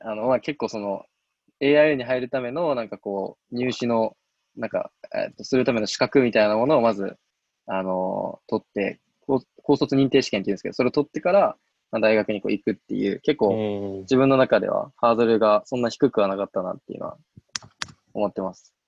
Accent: Kyoto, Japan; moved away; 僕もともとあの出身が京都なんですけど

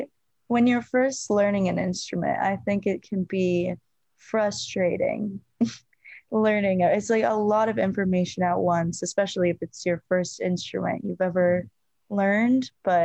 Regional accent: Arizona, United States; born there; So I was born in Arizona and we have like old photos of me.

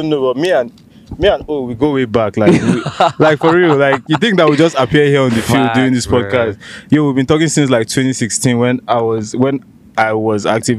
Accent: Nigeria; accent: Nigerian; my Nigerian accent.

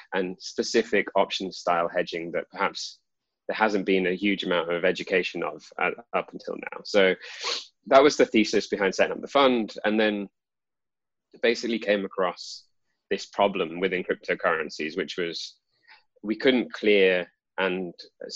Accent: United Kingdom; also born or lived in London; I grew up in the UK

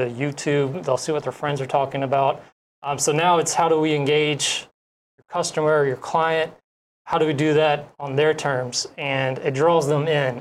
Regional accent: Atlanta, Georgia, United States; moved away as an adult; also born or lived in Fort Hood, Texas; now in Hawaii, United States; I'm from Atlanta, Georgia.

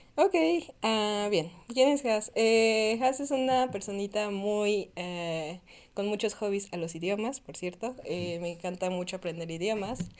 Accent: Tlaxcala, Mexico; moved away as an adult; also born or lived in Puebla; originalmente soy de Tlaxcala

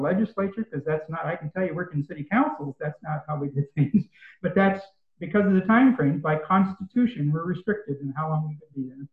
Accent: Northeastern Oregon, United States; now in Springfield, United States; I grew up in Northeastern Oregon

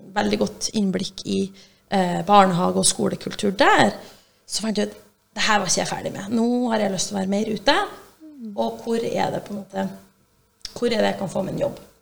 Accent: Brønnøysund, Nordland, Norway; moved away as an adult; also born or lived in China; Så jeg er fra Brønnøysund

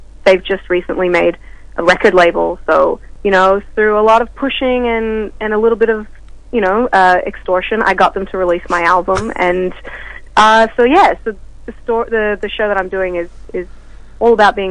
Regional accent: Melbourne, Victoria, Australia; also born or lived in Texas, United States; I grew up in Melbourne, so I've got a bit of a weird accent.

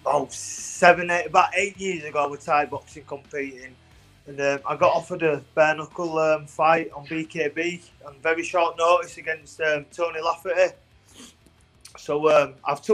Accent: England, United Kingdom; I'm from England

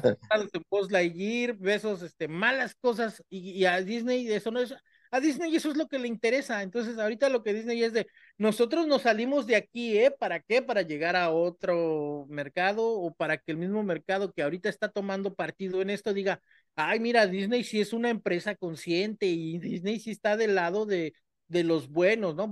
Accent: Mexico; nosotros los mexicanos usamos esa carta. Si alguien sabe de usar esa carta, somos los mexicanos

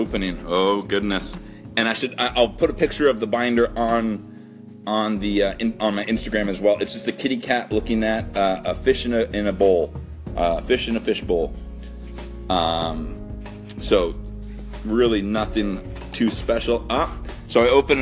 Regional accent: Canada; As a Canadian

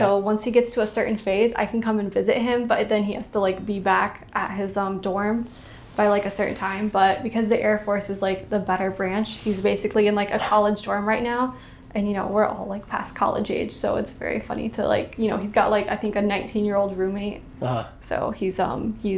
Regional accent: Orlando, Florida, United States; I'm from Orlando. I grew up in Orlando and went to UCF.

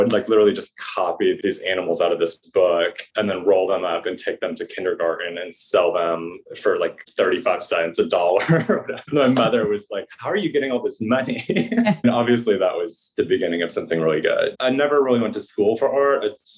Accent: Saginaw, Michigan, United States; born there; I was born in Saginaw, Michigan.

